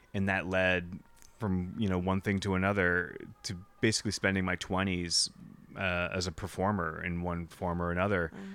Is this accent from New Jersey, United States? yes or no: no; New Hampshire, United States; moved away; I grew up in New Hampshire